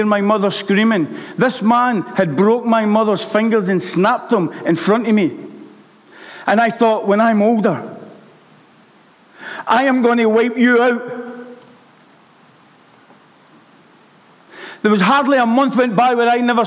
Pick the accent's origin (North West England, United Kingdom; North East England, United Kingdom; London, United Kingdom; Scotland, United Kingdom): Scotland, United Kingdom; Glasgow; I was brought up in Glasgow by my mother.